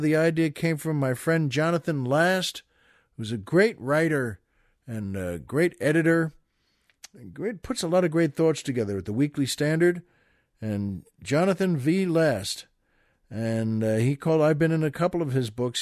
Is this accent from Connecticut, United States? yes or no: no; Valley Stream, New York, United States; That's where I'm from, Valley Stream, Long Island